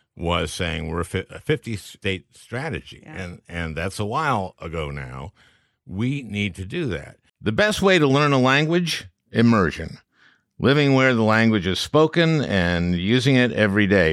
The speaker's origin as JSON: {"language": "English", "town": "St. Louis Park", "region": "Minnesota", "country": "United States", "tie": "born or raised there", "said": "I grew up in St. Louis Park, which is a suburb of Minneapolis"}